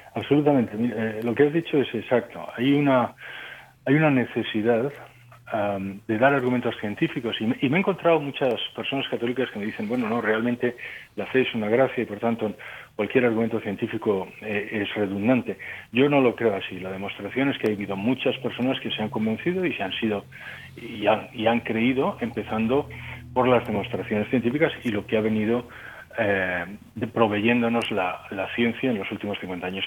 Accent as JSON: {"language": "Spanish", "country": "Spain", "also_born_or_lived": "Ukraine / Germany / France", "moved": "as an adult", "said": "yo soy español, pero llevo 30 mm, años fuera de España."}